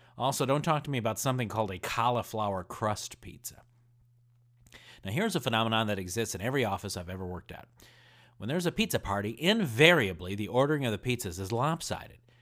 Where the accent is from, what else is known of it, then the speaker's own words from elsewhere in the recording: Indiana, United States; I grew up in Indiana